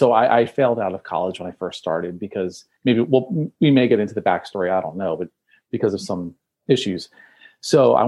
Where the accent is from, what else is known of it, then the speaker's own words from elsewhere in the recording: Trenton, New Jersey, United States; I'm from Trenton, New Jersey, which is like basically right in the center.